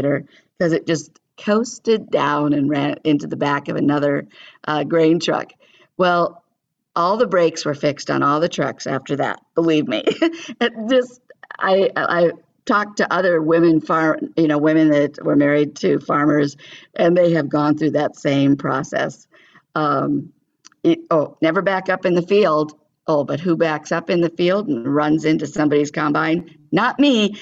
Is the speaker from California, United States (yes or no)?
yes; California, United States; moved away as an adult; I was raised in California, not on a farm.